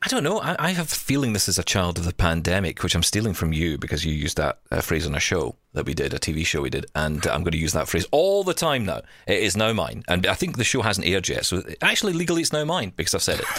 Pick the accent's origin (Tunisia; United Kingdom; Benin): United Kingdom; Scotland; accent: Scottish; now in Canada